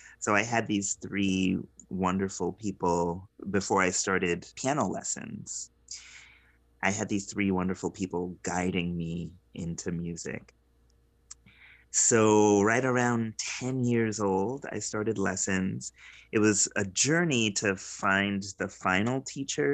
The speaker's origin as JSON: {"language": "English", "town": "Providence", "region": "Rhode Island", "country": "United States", "tie": "born or raised there", "said": "growing up in Providence, Rhode Island, as a young Black child in the 90s"}